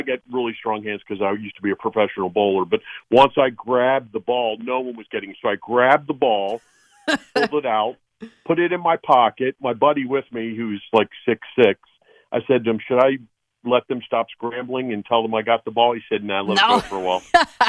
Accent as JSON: {"language": "English", "town": "Baltimore", "region": "Maryland", "country": "United States", "tie": "born or raised there", "said": "I was stationed in the Air Force at NSA. Mm-hmm. And I was born in Baltimore as well."}